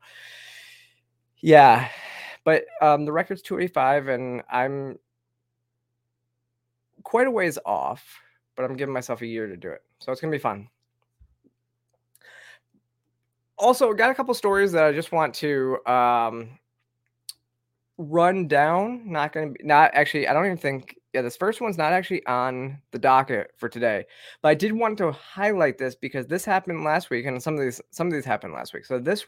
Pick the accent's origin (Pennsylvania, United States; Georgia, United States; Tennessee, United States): Georgia, United States; here in my home state of Georgia, not far from me